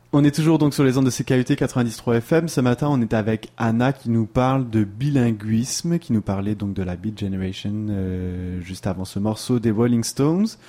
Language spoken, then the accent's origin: French; France; now in Quebec, Canada; on est bien placé nous deux là pour le savoir en tant que Français